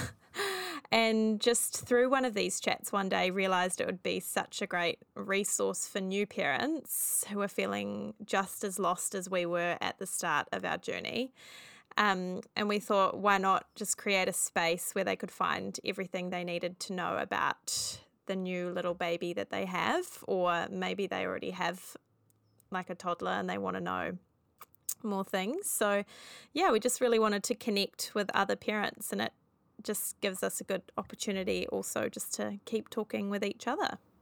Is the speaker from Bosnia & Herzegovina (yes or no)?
no; New Zealand; we are three Kiwi mums